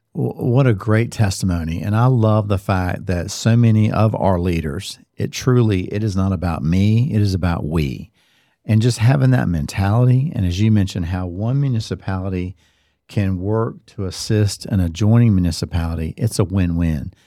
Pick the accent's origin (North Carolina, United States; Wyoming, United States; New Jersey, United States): North Carolina, United States; Cary; I grew up in Cary, And again, over my fifty-five years of being here, Carrie has changed.